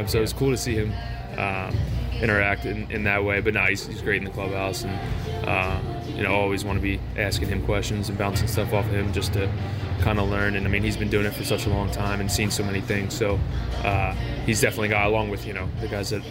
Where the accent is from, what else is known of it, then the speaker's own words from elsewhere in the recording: Philadelphia, Pennsylvania, United States; moved away; I'm from the other side of PA. I'm from Philadelphia